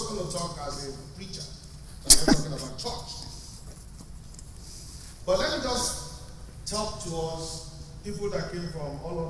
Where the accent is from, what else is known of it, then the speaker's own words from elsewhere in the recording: Nigeria; now in United States; I'm from Nigeria. My father was a chief inspector of education.